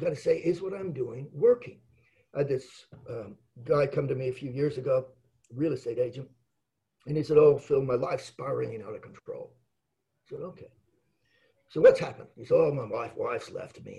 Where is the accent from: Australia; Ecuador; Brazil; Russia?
Australia; Adelaide, South Australia; I was born in Adelaide